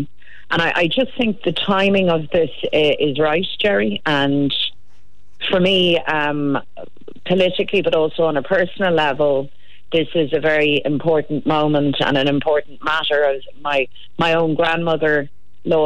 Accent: Ireland; Irish men and Irish women

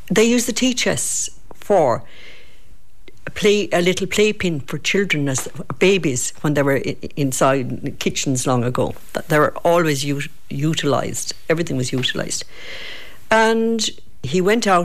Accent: Kenmare, Munster, Ireland; also born or lived in London; from Kenmare

